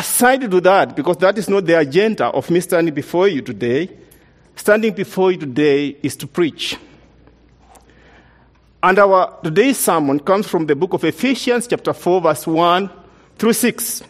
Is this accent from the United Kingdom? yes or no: no; Kenya; moved away as an adult; now in United States; we came from Kenya, we came from a very different culture compared to the culture we came